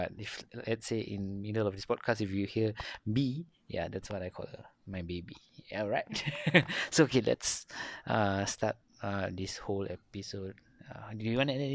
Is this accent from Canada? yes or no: no; Malaysia; I'm from Malaysia.